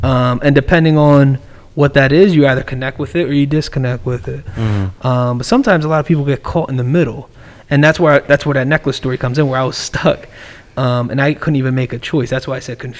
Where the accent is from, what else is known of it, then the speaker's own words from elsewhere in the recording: East Coast, United States; I'm from the East Coast